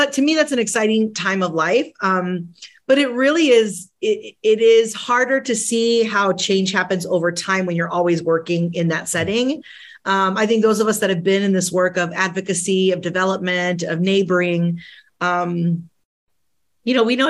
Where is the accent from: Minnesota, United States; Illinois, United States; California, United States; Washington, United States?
Illinois, United States; Chicago; first language Spanish; English is a second language; I'm the daughter of two immigrants. Both my parents came from Latin America, Colombia, my mother, Argentina, my father. They came to the city of Chicago